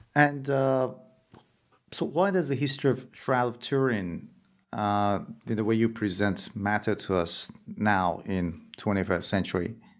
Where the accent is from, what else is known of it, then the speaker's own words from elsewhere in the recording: Iran; moved away as an adult; I'm originally from Iran myself, and I remember when I was a kid, there were people who would go to some shrines in different cities in Iran